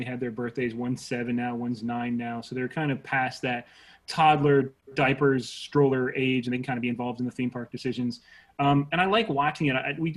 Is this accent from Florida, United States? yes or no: yes; Jacksonville, Florida, United States; also born or lived in St. Petersburg, Florida / Gainesville, Florida / Orlando, Florida / Kissimmee, Florida; I was born in St. Pete and raised in Jacksonville, but I've lived all over the state